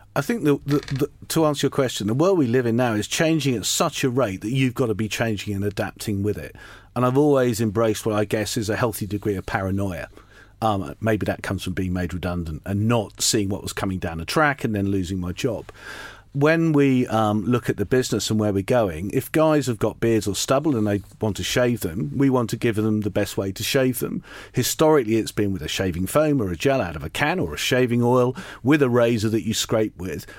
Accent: Lowestoft, East of England, United Kingdom; I grew up in Lowestoft in Suffolk and went to comprehensive school there

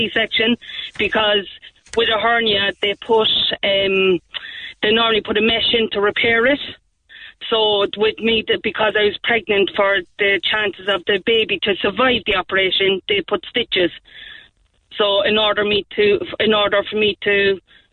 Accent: Cork, Munster, Ireland; I'm from the North Side

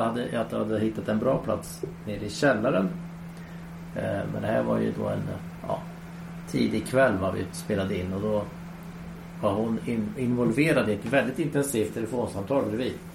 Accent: Sweden; jag var nog enda svensk

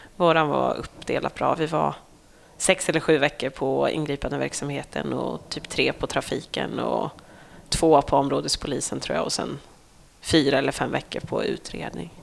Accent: Norsholm, Östergötland, Sweden; also born or lived in Skärblacka; Norsholm, mm. där jag är ifrån

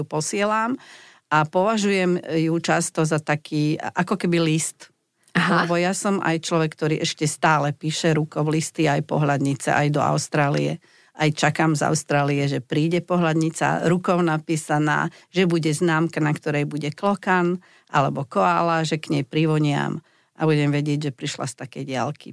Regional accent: Slovakia; my sme zvyknutí Slováci

